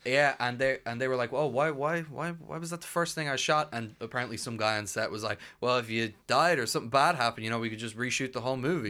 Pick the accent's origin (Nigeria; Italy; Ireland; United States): Ireland; we're, we're Irish